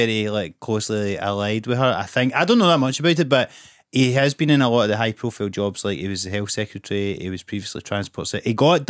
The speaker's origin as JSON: {"language": "English", "region": "Scotland", "country": "United Kingdom", "said": "all we can relate to is being Scottish"}